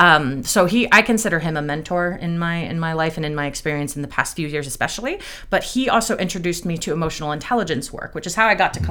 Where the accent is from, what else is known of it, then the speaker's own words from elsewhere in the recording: East Coast, United States; I talk really fast because I'm from the East Coast